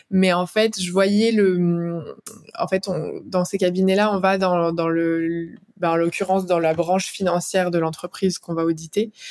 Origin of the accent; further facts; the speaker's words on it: Clermont-Ferrand, Auvergne-Rhône-Alpes, France; now in Paris, France; Je viens de Clermont-Ferrand